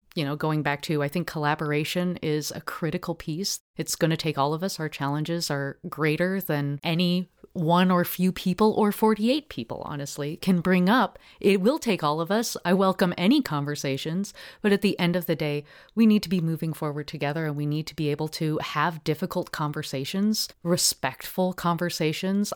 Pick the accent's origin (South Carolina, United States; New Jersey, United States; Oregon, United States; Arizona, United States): Oregon, United States; Portland; I grew up in Park Rose, uh, neighborhood